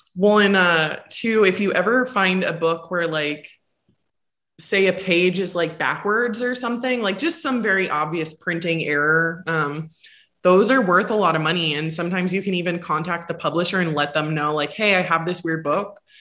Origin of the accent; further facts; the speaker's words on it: North Pole, Alaska, United States; moved away; my hometown is 12 miles outside of that, and a lot of people have heard of it, just didn't know. It's called North Pole, Alaska.